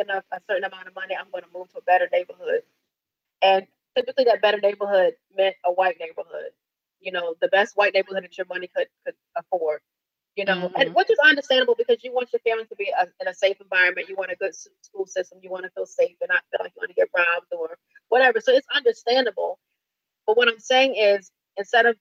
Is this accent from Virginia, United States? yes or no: yes; Virginia, United States; I grew up down south. I grew up in Virginia